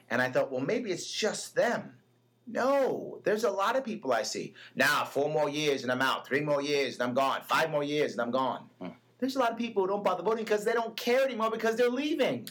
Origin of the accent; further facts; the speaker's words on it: New York City, New York, United States; a small kid growing up in the Bronx